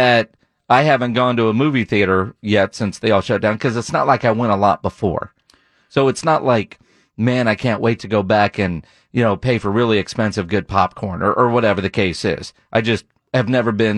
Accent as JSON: {"language": "English", "town": "Copperas Cove", "region": "Texas", "country": "United States", "tie": "born or raised there", "said": "growing up in Copperas Cove, Texas"}